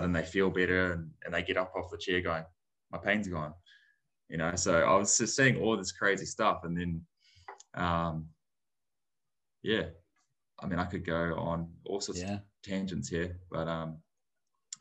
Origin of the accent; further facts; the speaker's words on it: New Zealand; growing up in New Zealand, my dad is Māori, New Zealand Māori.